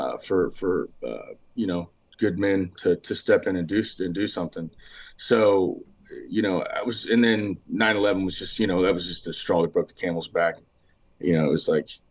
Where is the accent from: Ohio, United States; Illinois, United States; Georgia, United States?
Ohio, United States; Southern; moved away as an adult; now in Nashville, United States; I'm from, being born and raised in Ohio